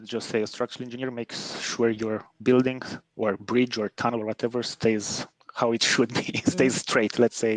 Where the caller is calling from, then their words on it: Copenhagen, Capital Region of Denmark, Denmark; English is a second language; Man, I'm Copenhagen, Denmark.